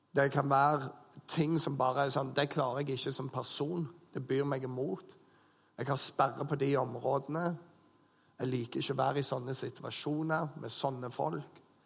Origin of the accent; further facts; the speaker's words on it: Bryne, Rogaland, Norway; moved away; gjengen hjemme på Bryne